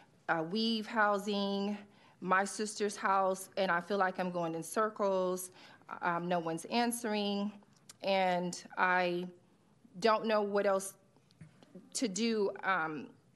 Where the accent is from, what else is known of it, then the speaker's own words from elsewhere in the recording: Sacramento, California, United States; moved away as an adult; I was born and raised here in Sacramento. I left in 2013. I've been here since COVID